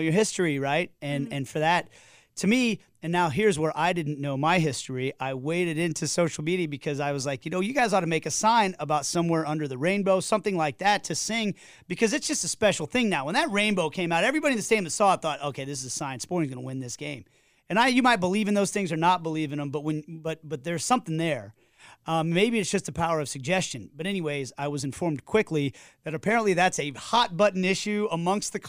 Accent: Midwest, United States; being born and raised in the Midwest

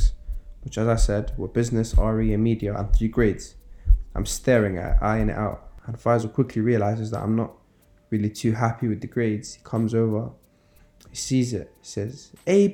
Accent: London, United Kingdom; I grew up in Norfolk, in West London

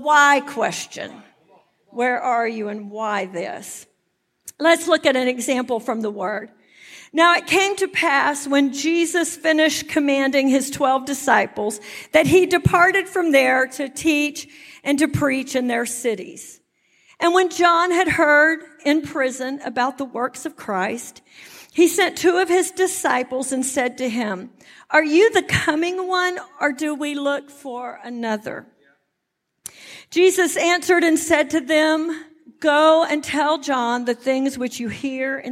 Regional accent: Texas, United States; moved away as an adult; now in New Jersey, United States; I'm from Texas, and when I went to Jersey, you know, everybody kind of wondered what this Texan was doing up there

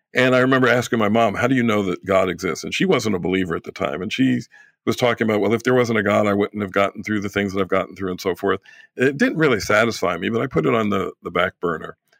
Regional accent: New York, United States; moved away; I'm originally from New York

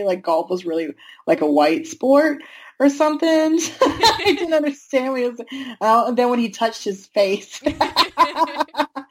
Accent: North Carolina, United States; I am obviously from North Carolina

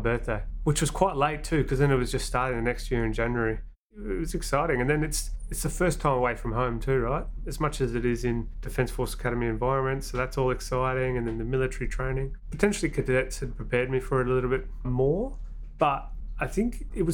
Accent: Australia; also born or lived in New Zealand; 7 years in New Zealand, 14 years in Australia

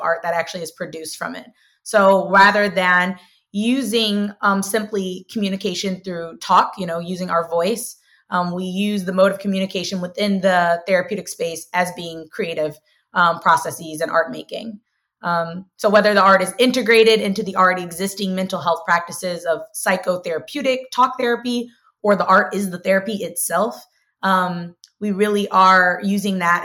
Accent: St. Louis, Missouri, United States; I'm originally from St. Louis, Missouri, born and raised in South City

